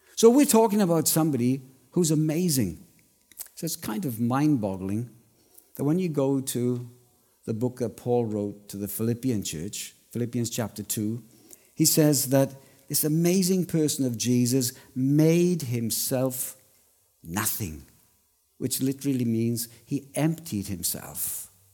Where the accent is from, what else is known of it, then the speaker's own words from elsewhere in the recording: Wales, United Kingdom; accent: Welsh; now in Australia; I'm Welsh